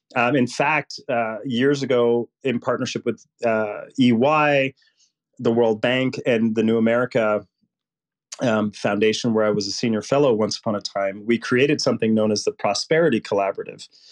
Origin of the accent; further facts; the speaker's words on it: Puerto Rico; now in United States; I grew up poor in Puerto Rico, which would make Mississippi look rich